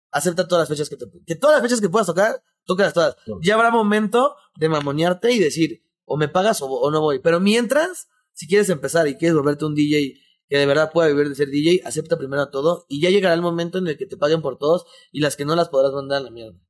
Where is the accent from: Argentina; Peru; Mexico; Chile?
Mexico; also born or lived in Mexico City